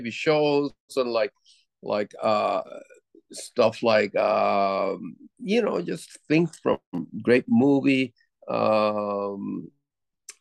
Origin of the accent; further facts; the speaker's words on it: Puerto Rico; growing up in Puerto Rico